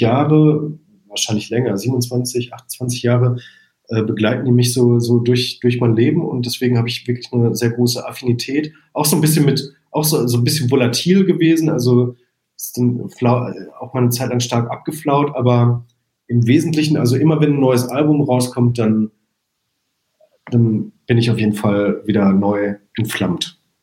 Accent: Arnsberg, North Rhine-Westphalia, Germany; moved away as an adult; now in Munich, Germany; wenn ich in meine Heimatstadt Arnsberg zurückkomme

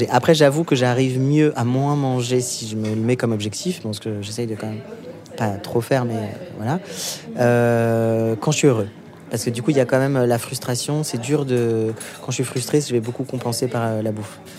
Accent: Normandy, France; ça me rappelle mon enfance en Normandie.

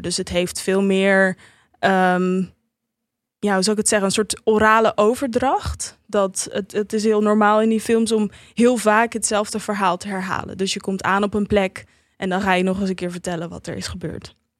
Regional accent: Netherlands; ik ben opgegroeid in Nederland

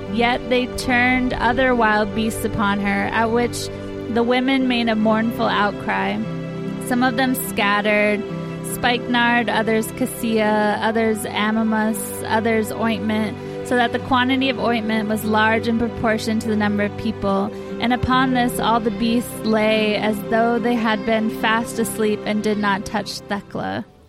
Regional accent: rural Washington State, United States; I grew up in Washington State, like oh. in rural Washington State.

